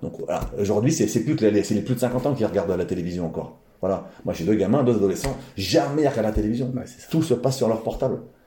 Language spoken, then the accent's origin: French; Val d'Oise, Île-de-France, France; j'ai mon père depuis petit m'emmenait voir des combats de boxe dans le coin, dans on est, du Val d'Oise ah. Dans l'Oise, dans le Val d'Oise